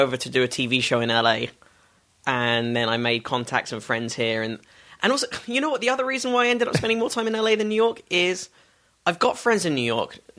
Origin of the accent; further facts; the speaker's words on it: Stanmore and Northwood, London suburbs, United Kingdom; moved away as an adult; also born or lived in Hampstead, London / Crouch End, London; now in Los Angeles, United States; I grew up in the suburb. I was born in Hampstead. I grew up in, like, Stanmore and then Northwood, which is out by Watford. It's right out in the suburbs.